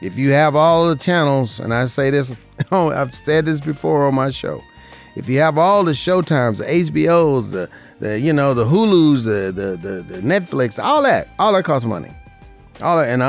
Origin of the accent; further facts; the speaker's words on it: Las Vegas, Nevada, United States; This is my hometown, born and raised in Las Vegas, Nevada, in the 89106